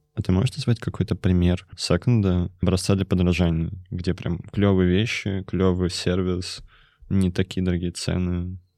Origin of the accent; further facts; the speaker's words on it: Kemerovo, Kemerovo Oblast, Russia; я из Кемерово